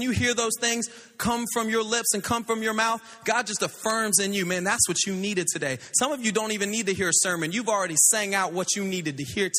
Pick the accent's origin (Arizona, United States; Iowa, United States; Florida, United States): Florida, United States; Pensacola; also born or lived in Louisiana; But, man, I was born in Louisiana, but I was raised in Pensacola, Florida. Beautiful place. My family's up there.